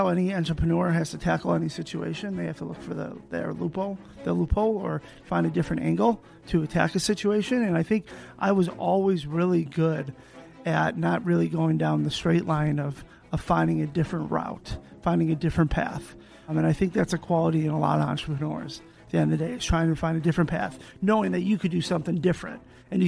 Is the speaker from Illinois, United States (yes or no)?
yes; Chicago, Illinois, United States; I grew up in Chicago, right outside of Chicago.